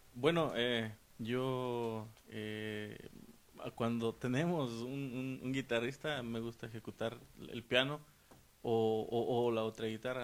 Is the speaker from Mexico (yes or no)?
yes; San Luis Potosí, Mexico; moved away; vengo del estado de San Luis Potosí de México